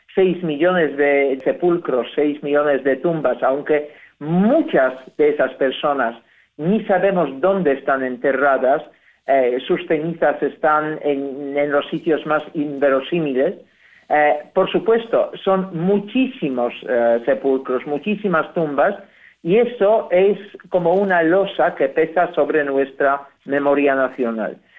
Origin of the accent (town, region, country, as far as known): Poland; Spanish is a second language